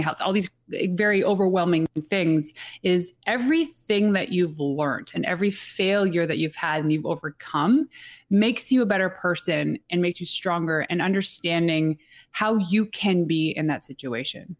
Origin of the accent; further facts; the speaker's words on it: Atlantic Canada, Canada; we are from the East Coast, like, super East Coast that were, our time zone is actually Atlantic Canadian time zone